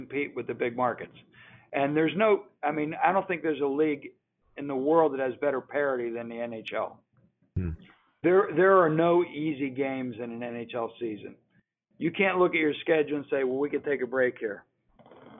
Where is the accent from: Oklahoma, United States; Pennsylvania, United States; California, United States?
Pennsylvania, United States; Pittsburgh; I grew up in Pittsburgh